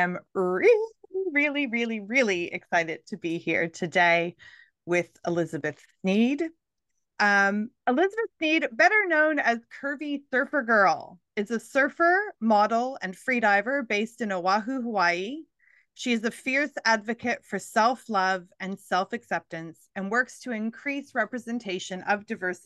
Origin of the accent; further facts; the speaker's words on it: Canada; now in Australia; I live here in Australia. I'm Canadian originally